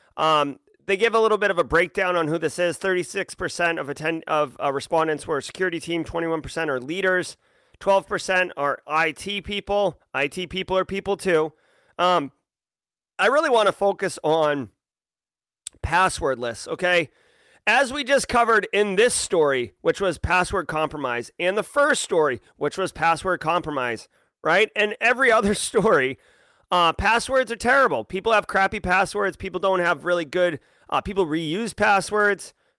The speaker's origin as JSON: {"language": "English", "region": "New England", "country": "United States", "tie": "born or raised there", "said": "I grew up in New England"}